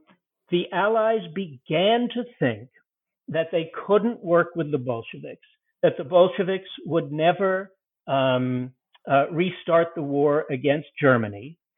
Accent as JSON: {"language": "English", "country": "United Kingdom", "said": "I'm a British, so I don't know how to pronounce the Russian words."}